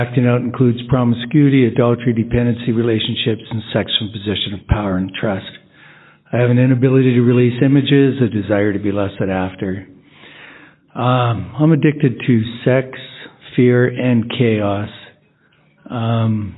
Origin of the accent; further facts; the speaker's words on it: Edmonton, Alberta, Canada; I'm from Edmonton, Alberta, Canada